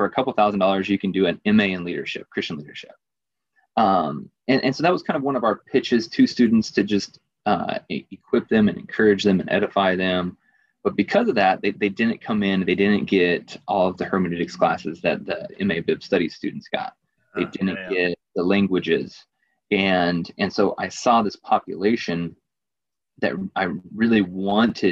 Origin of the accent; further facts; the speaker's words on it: Virginia, United States; some dude from Virginia